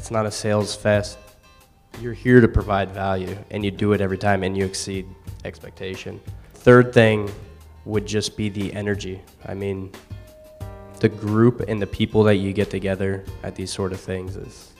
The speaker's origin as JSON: {"language": "English", "region": "Northwest Pennsylvania", "country": "United States", "said": "I'm from Northwest Pennsylvania and I'm 26 years old."}